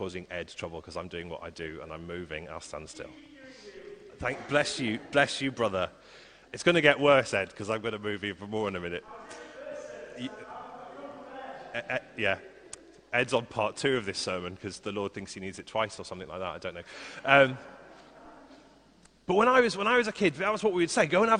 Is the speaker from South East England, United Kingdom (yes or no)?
no; Liverpool, North West England, United Kingdom; I grew up in Liverpool, in a place called Highton